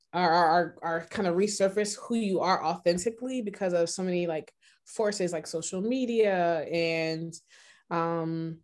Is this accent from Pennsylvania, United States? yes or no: yes; Philadelphia, Pennsylvania, United States; I am from Philadelphia, Pennsylvania